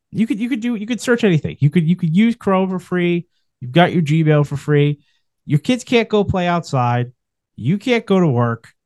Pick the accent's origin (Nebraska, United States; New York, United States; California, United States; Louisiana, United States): New York, United States; as a New Yorker